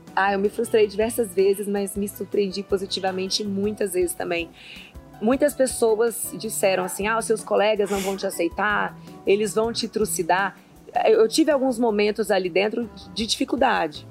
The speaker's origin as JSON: {"language": "Portuguese", "town": "Brasília", "region": "Federal District", "country": "Brazil", "tie": "born or raised there", "also_born_or_lived": "Patos de Minas, Minas Gerais / Carmo do Paranaíba, Minas Gerais", "said": "Eu passei minha infância na Ceilândia"}